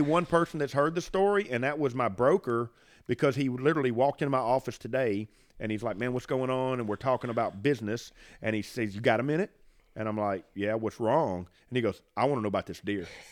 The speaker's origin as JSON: {"language": "English", "area": "Franklin County", "region": "Mississippi", "country": "United States", "tie": "born or raised there", "said": "I grew up in Franklin County. Actually, I live in the house that I grew up in."}